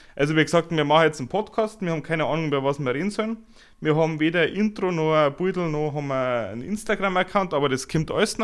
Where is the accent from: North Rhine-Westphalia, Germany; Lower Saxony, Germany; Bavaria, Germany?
Bavaria, Germany; Upper; ein netter Kerl aus Oberbayern